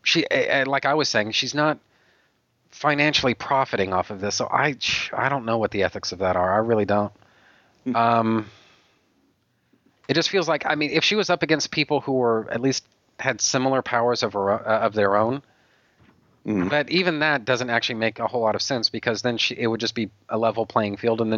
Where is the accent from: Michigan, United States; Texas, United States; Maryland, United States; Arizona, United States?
Texas, United States; I'm a Texan